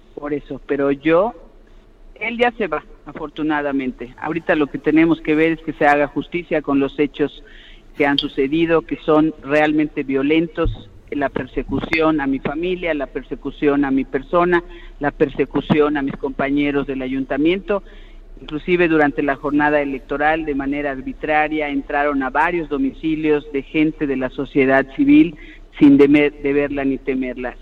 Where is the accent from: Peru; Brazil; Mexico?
Mexico; Yucatán; yo soy una yucateca cariñosa